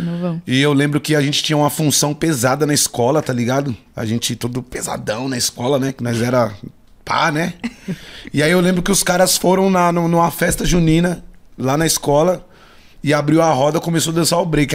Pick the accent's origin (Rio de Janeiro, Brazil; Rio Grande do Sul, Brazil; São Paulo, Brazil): São Paulo, Brazil; also born or lived in Taboão da Serra; eu nasci aqui em São Paulo, mas não me considero paulista